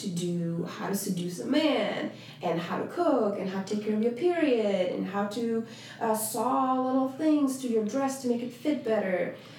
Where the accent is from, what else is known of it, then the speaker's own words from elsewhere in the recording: Uzbekistan; also born or lived in Russia; now in United States; being in Central Asia, growing up in Central Asia